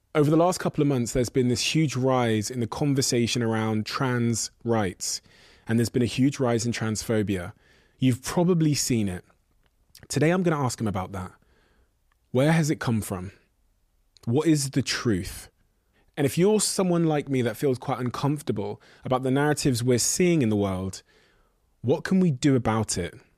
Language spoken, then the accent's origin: English; Devon, South West England, United Kingdom; I grew up in Devon in the Southwest